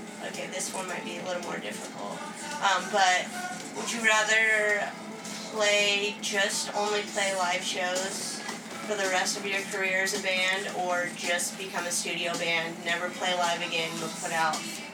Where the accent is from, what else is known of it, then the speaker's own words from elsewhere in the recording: Bremerton, Washington, United States; … used to come to my hometown, Bremerton